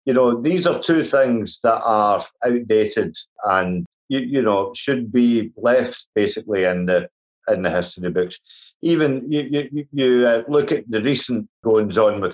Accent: Scotland, United Kingdom; also born or lived in England / Wales

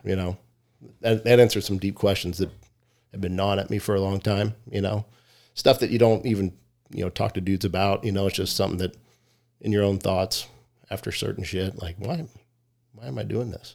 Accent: Richmond, Virginia, United States; moved away as an adult; now in Arizona, United States; Grew up in Richmond, Virginia

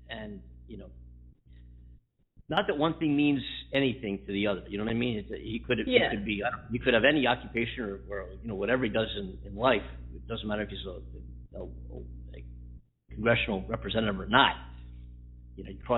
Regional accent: United States; as an American citizen

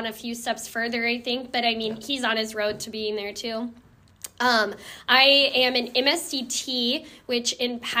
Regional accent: Kansas, United States; moved away as an adult; also born or lived in Minnesota; I am originally from Kansas, but then I went up to college

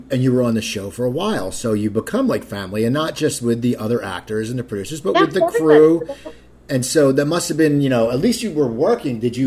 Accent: Cherry Hill, New Jersey, United States; moved away; my hometown of Cherry Hill, New Jersey

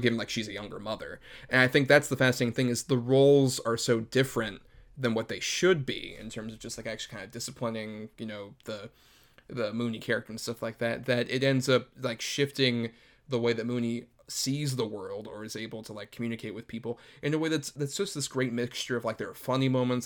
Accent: Tampa, Florida, United States; I was born and raised in Tampa, Florida, which is a bit outside of Kissimmee

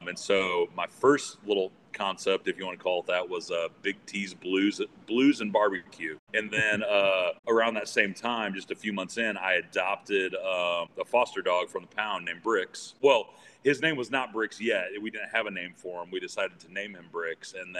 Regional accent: LaPorte, Indiana, United States; also born or lived in Fort Worth; LaPorte, Indiana. So like from Chicagoland area, like an hour east of there. So I was born there, lived there for about 5 or 6 years, then moved down to the Fort Worth area.

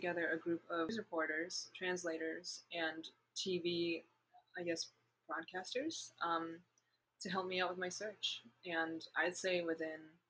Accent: Boston, Massachusetts, United States; also born or lived in Ningbo, China; I'm from Boston

